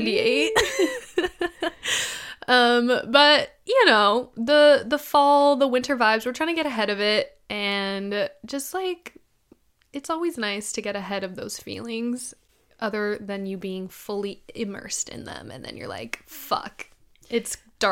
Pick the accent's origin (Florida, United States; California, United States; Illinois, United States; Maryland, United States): California, United States; I mean, born and raised in California